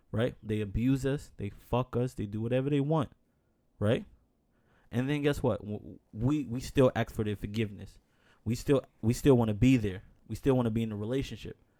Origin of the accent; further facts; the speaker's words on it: New York, United States; born and raised in New York